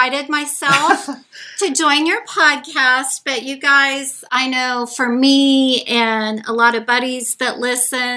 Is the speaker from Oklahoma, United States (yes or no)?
yes; Oklahoma City, Oklahoma, United States; I grew up in Oklahoma City.